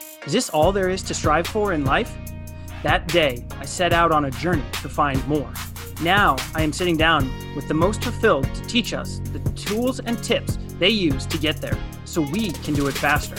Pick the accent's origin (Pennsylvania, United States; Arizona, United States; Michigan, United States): Arizona, United States; Tucson; I'm from Tucson originally, or I grew up there at least.